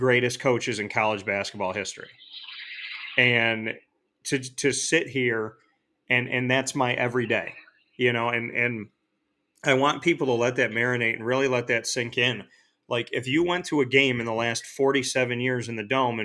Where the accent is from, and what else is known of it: Syracuse, New York, United States; born or raised there